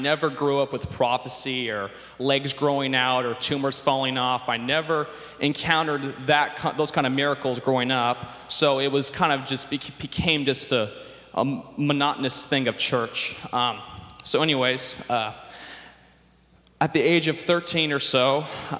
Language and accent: English; Sacramento, California, United States; I grew up here in the Sacramento area